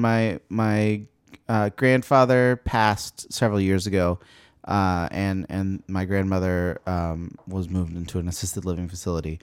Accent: Texas, United States; I was growing up in Texas

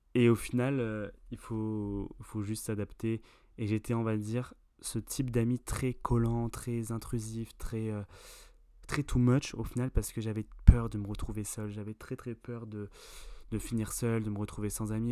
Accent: France; il y a Julie, Pauline et moi euh, qui nous sommes français

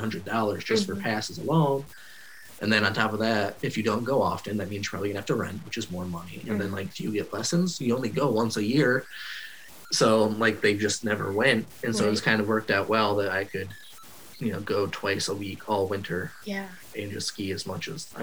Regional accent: Roscommon, Michigan, United States; I was basically born and raised in Roscommon, so lived in the same house

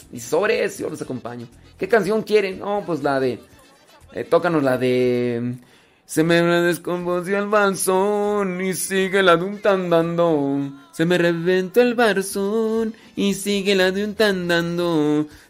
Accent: Mexico; somos mexicanos

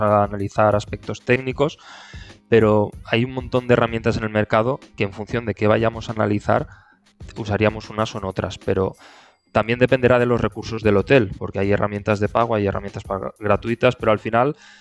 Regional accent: Benidorm, Valencian Community, Spain; yo soy de, de Benidorm

